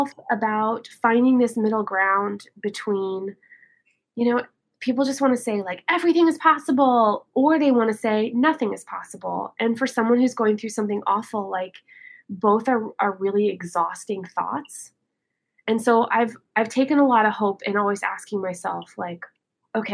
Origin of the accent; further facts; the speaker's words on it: Canada; as a Canadian